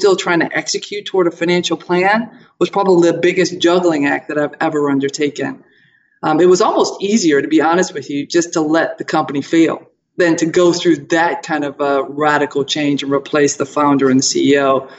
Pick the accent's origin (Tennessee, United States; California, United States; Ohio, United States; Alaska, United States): Ohio, United States; Toledo; born there; So, hey, I was born in Toledo, Ohio, Buckeye State.